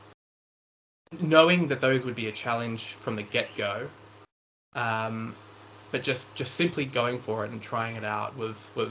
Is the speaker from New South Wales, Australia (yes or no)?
yes; Lower South Coast, New South Wales, Australia; I grew up on the Lower South Coast